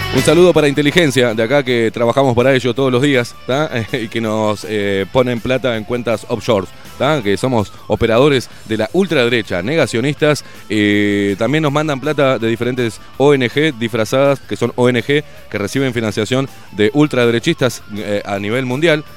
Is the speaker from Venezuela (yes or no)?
no; Argentina; also born or lived in Uruguay; Me crié en Argentina, pero nací en Uruguay